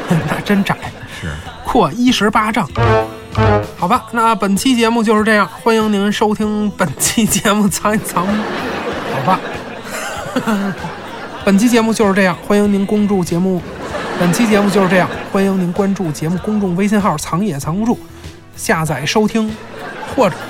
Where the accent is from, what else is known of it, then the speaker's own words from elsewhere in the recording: China; 我们中国人